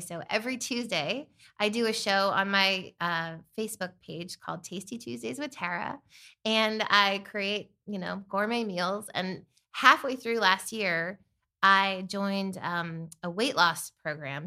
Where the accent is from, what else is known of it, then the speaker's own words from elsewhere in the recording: Bethlehem, Pennsylvania, United States; moved away as an adult; also born or lived in Malibu, California; Originally, I'm from Bethlehem, Pennsylvania